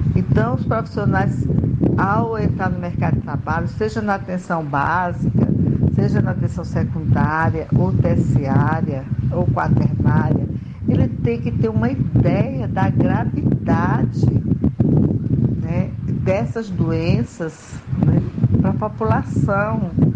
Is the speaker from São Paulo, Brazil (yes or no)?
no; Canindé, Ceará, Brazil; now in Maceió, Brazil; Sou cearense de Canindé, mas moro em Marcel, Alagoas